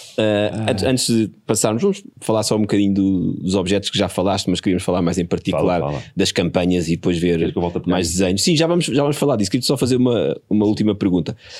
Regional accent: Porto Brandão, Setúbal, Portugal; eu fui criado ali em pequeno no Porto Brandão, a minha família é de Porto Brandão

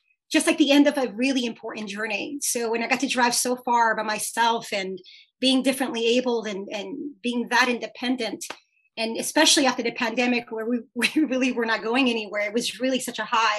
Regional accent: New York City, New York, United States; it's New York, you know, Citi Field in Flushing, Queens, New York. My just being in my hometown

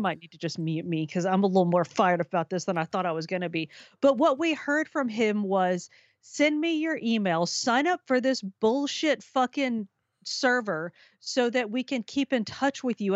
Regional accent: Minnesota, United States; in my home state of Minnesota

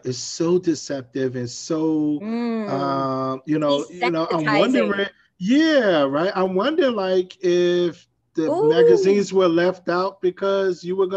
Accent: New York City, New York, United States; I grew up in Brownsville, Brooklyn, New York

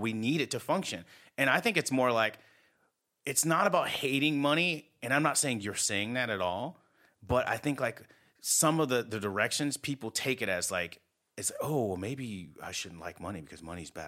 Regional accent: United States; I'm American

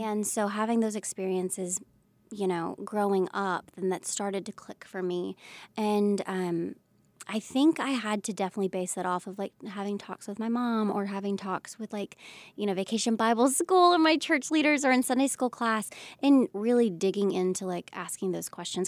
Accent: Pensacola, Florida, United States; moved away as an adult; I came from Pensacola, and Pensacola is not the smallest town, but it's a smaller town.

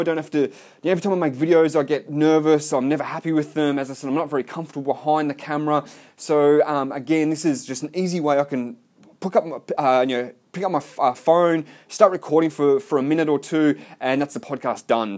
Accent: Melbourne, Victoria, Australia; now in Gold Coast, Australia; I live on the Gold Coast, Australia. I'm from Melbourne.

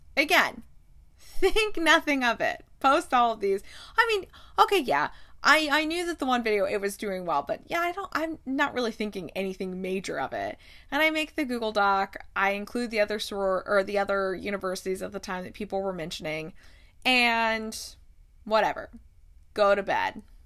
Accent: Midwest, United States; I'm from the Midwest.

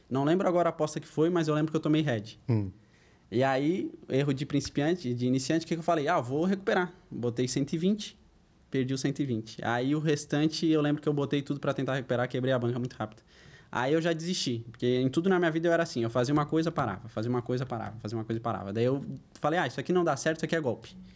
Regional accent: Florianópolis, Santa Catarina, Brazil; also born or lived in Porto Alegre; Eu sou natural de Porto Alegre, sou gaúcho, mas eu moro em Florianópolis desde os 8 anos de idade. Saí de bem cedo de Porto Alegre por causa de era muito perigoso.

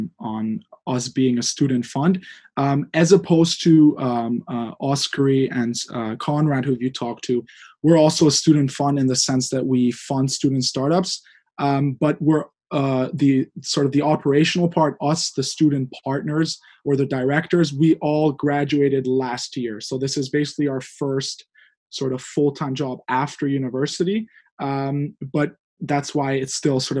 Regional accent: Hungary; moved away; I'm from Hungary originally. I grew up there and I graduated there

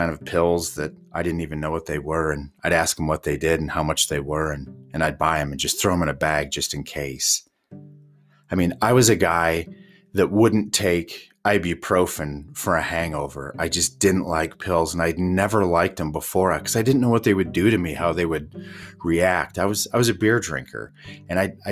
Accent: Indiana, United States; moved away as an adult; now in Yellowstone, United States; growing up in Indiana

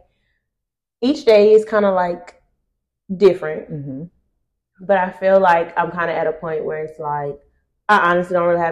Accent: Opelousas, Louisiana, United States; I'm from Opelousas, Louisiana.

